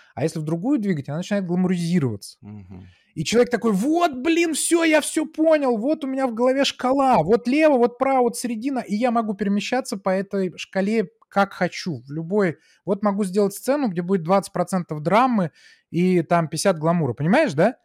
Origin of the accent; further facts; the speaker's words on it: Saint Petersburg, Russia; moved away as an adult; also born or lived in United States; я был такой питерский технарь